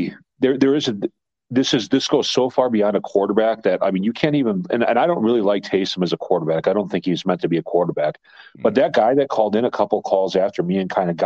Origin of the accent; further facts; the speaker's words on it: Milwaukee, Wisconsin, United States; I am from Milwaukee